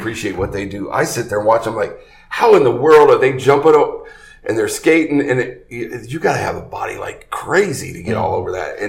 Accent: Big Ten country, Midwest, United States; moved away; I'm from Big Ten country.

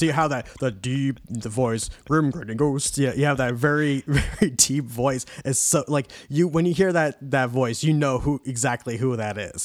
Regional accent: New York, United States; we would drive from New York all the way down to Florida

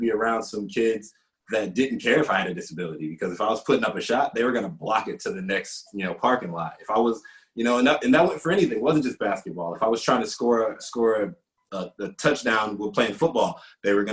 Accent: Detroit, Michigan, United States; I'm from Detroit, Michigan.

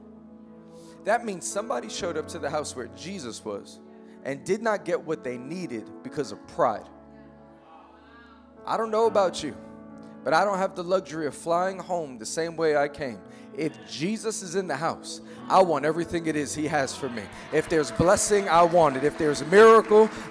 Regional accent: New York City, New York, United States; I am born and raised in Queens, New York

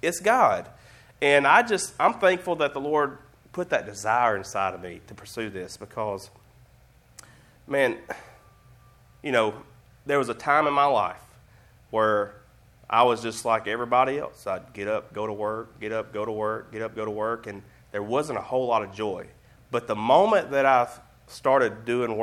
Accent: Alabama, United States; I'm just from Alabama

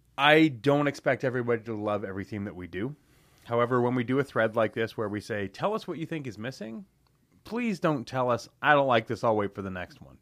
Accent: London, Ontario, Canada; born and raised in London, Ontario

